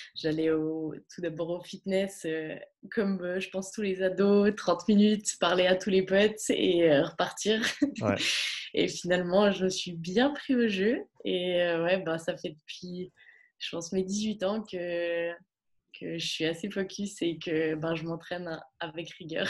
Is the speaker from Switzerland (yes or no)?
yes; Bulle, Fribourg, Switzerland; moved away as an adult; now in Gland, Switzerland; toute mon enfance, euh, tout, tout le, toute mon enfance à Bulle